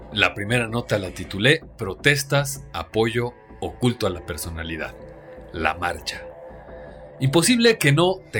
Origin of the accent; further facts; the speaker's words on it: Mexico; la visión de no vernos únicamente como mexicanos protestando.